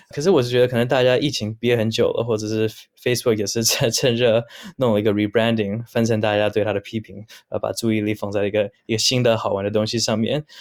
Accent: Vancouver, British Columbia, Canada; moved away as an adult; now in Taiwan; 我出生在加拿大温哥华。那虽然留着是有台湾的血统，不过其实也是近几年才真的有机会到台湾发展

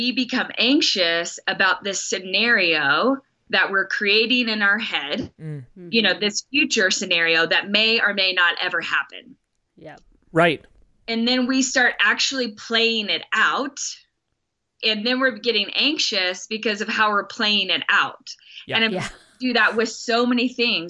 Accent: Texas, United States; accent: Texas; there's my Texas accent.

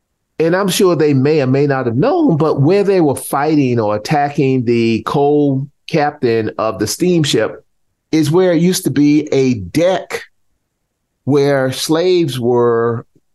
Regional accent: South Carolina, United States; grew up in South Carolina and I'm very familiar with small Southern towns.

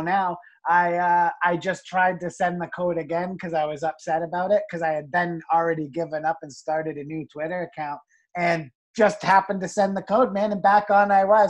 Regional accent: Niagara Falls, Ontario, Canada; I was born and raised in Niagara Falls, Ontario

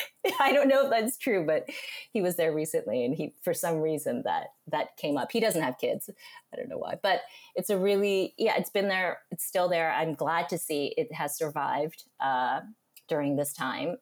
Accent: Union City, California, United States; moved away as an adult; also born or lived in Honolulu / New York; I grew up in Union City, which is East Bay

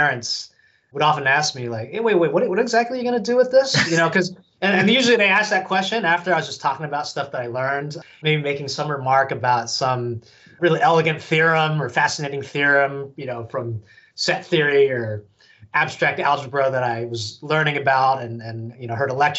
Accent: San Francisco Bay Area, California, United States; moved away; my hometown out in the San Francisco Bay Area in California

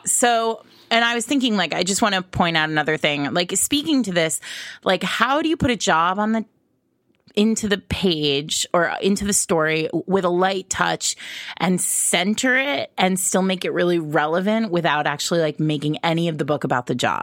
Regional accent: New England, United States; now in New York City, United States; I grew up in New England and now I live in New York City

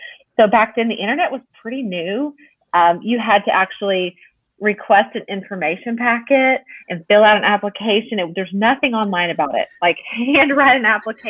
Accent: Dallas, Texas, United States; also born or lived in Nashville; I am from the Dallas area. I've been here all of my life, except for 7 years

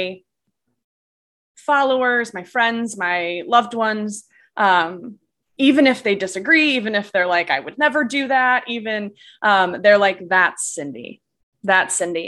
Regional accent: Indiana, United States; also born or lived in North Carolina; I moved from North Carolina back to Indiana, which is my home state

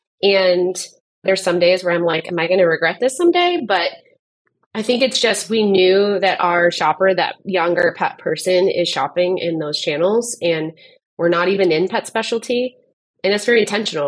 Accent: Southern California, United States; now in Arizona, United States; I grew up in Southern California

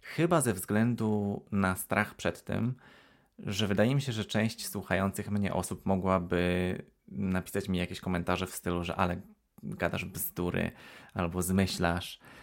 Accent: Poland; moved away as an adult; also born or lived in Aberystwyth, Wales; now in United Kingdom; w Polsce dorastałem w, w mieszkaniach mm, w takich kamienicach

